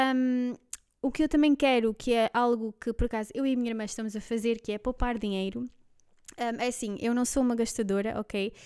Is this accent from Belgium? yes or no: yes; Belgium; Portuguese is a second language; now in Lisbon area, Portugal; nasci na Bélgica, e um, pronto, há uns anos vim cá morar para Portugal. Um, se eu der aqui alguns erros no, no, português, já sabem o porquê